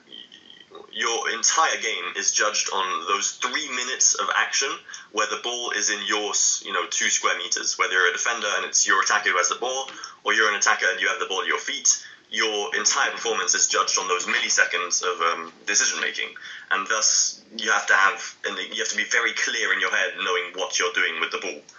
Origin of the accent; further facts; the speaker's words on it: London, United Kingdom; I grew up in London